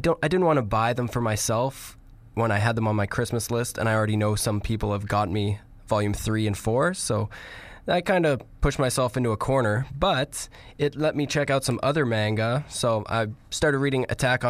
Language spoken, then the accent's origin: English; Canada; we're Canadian